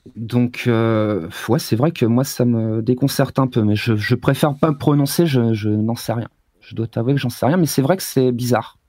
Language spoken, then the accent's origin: French; France; moved away as an adult; also born or lived in Grenoble; now in China; j'étais en France, je suis français.